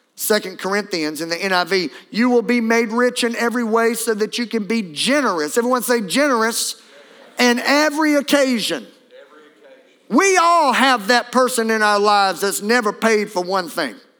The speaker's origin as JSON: {"language": "English", "area": "Beauregard Parish", "region": "Louisiana", "country": "United States", "said": "I'm from Beauregard Parish"}